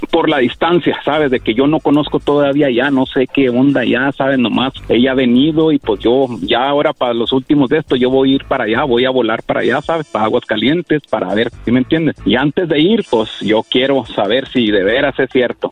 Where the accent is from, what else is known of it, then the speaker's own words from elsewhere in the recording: Chihuahua, Mexico; now in Kansas, United States; Yo soy de Chihuahua y vivo en Kansas